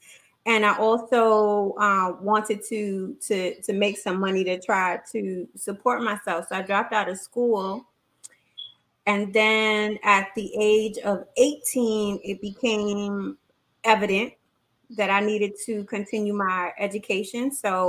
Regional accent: New York City, New York, United States; also born or lived in Virginia; I was born and raised in the Bronx. Not too far from Yankee Stadium and what used to be the Fever, where … used to hang out.

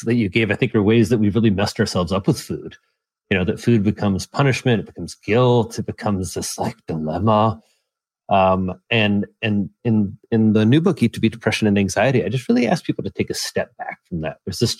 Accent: Midwest, United States; I'm from the Midwest. That's just like a disgusting idea.

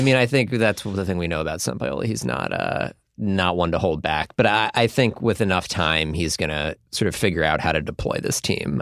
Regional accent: United States; as American soccer fans

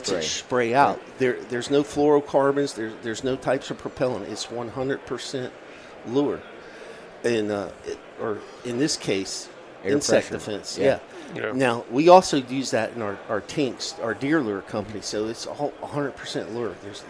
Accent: Virginia, United States; And actually, it comes from my home state of Virginia.

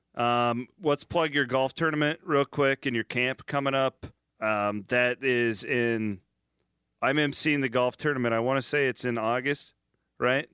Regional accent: small town Iowa, United States; I won't say only small town Iowa. I think just small town USA in general, but like five thousand people in my hometown

